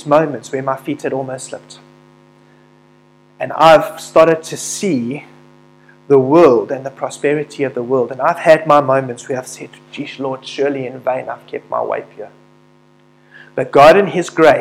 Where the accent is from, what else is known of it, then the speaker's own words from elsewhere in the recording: South Africa; through being a South African